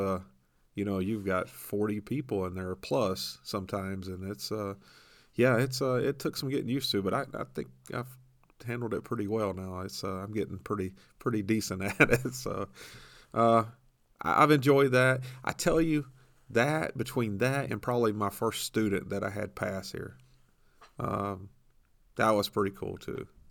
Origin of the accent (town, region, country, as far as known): Tampa area, Florida, United States; born or raised there; moved away